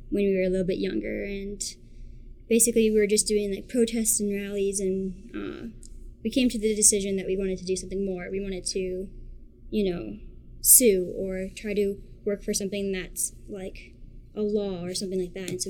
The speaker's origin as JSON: {"language": "English", "country": "Australia", "tie": "born there", "said": "Um, I was born in Australia, and half my family is Australian"}